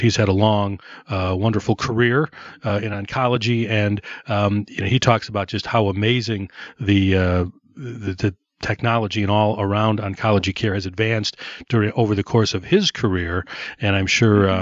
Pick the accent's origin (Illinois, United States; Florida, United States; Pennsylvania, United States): Illinois, United States; Downers Grove; I went to Downers North